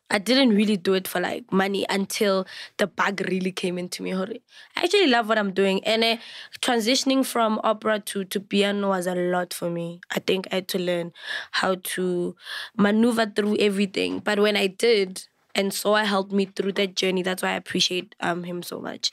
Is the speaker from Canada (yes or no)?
no; South Africa; I'm a full Venda Pay bloodline, but I was raised by a very beautiful Sotho woman.